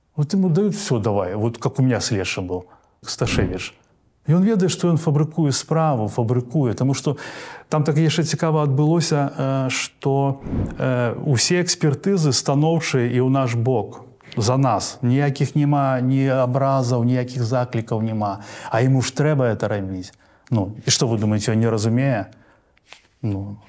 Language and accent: Belarusian; Belarus; у нас у беларусі